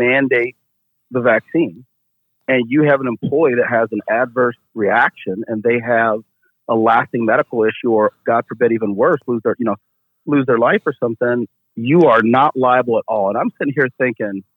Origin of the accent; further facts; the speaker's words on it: Keokuk, Iowa, United States; I grew up in Keokuk, Iowa.